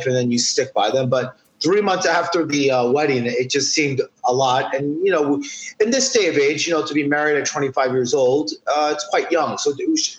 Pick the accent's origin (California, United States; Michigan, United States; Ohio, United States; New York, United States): New York, United States; New York City; I'm born and raised in New York City, specifically right down the block from Times Square